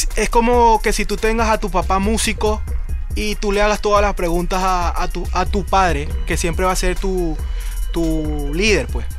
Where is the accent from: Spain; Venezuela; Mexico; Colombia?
Venezuela; yo en Venezuela, con mi crianza